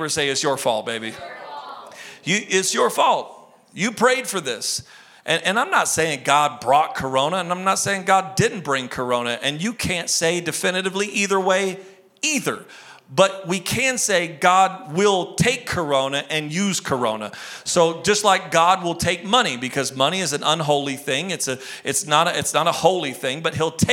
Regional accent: United States; I'm an American

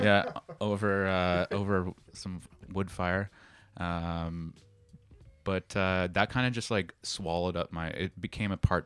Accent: Toronto, Ontario, Canada; moved away as an adult; now in Tokyo, Japan; back home uh, in Toronto, I'm from Toronto

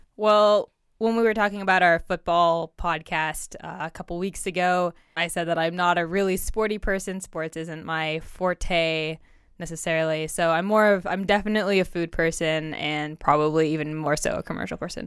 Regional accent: Bielefeld, North Rhine-Westphalia, Germany; now in United States; I'm also a German immigrant.

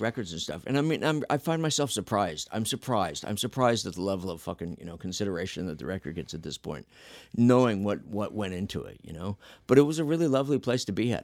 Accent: Phoenix, Arizona, United States; we're from Phoenix

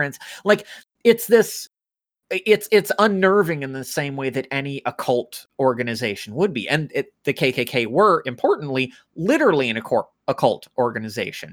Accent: United States; I'm American

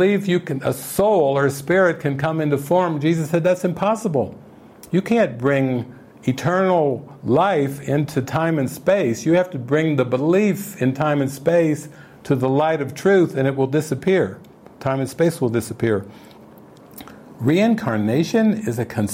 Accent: Cincinnati, Ohio, United States; I grew up in Cincinnati, Ohio, and I went to high school at Deer Park High School, and then I went to University of Cincinnati.

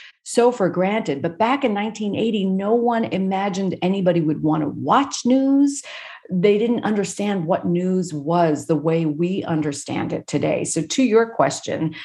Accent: New York City, New York, United States; I grew up in Brooklyn

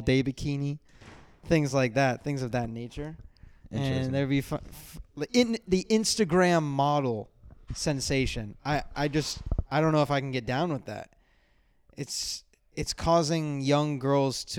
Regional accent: South Florida, United States; I'm from South Florida.

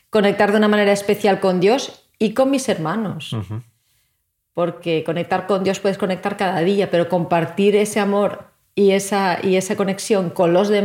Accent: Valencian Community, Spain; Como buena valenciana.

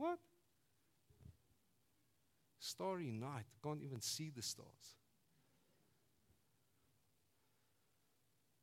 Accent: South Africa; I grew up in Funabel Park

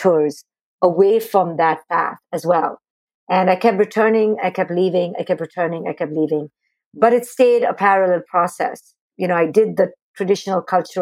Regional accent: India; moved away as an adult; now in United States; I grew up in India

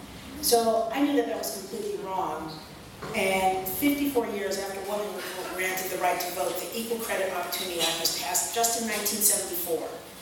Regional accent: Brooklyn, New York, United States; I grew up in Brooklyn, New York, and one of the highlights of my youth was taking the subway into Manhattan with my mom

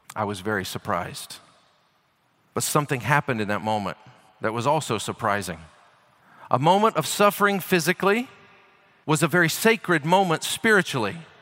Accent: United States; I'm an American

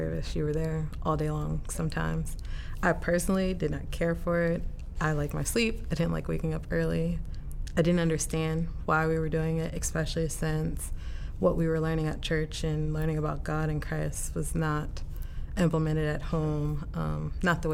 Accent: Montgomery County, Maryland, United States; also born or lived in Frederick, Maryland; born and raised in Maryland most of my life. Primarily lived in Montgomery County, like northern D.C. area

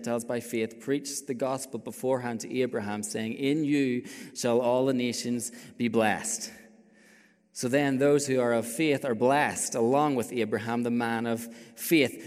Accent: Ireland; moved away as an adult; also born or lived in China; I grew up in Ireland

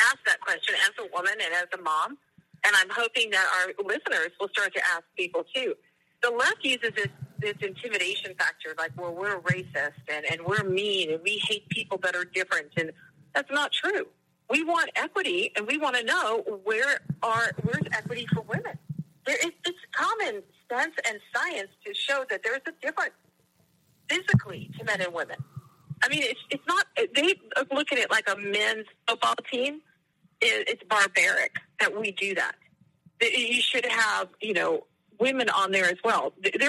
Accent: United States; I'm an American.

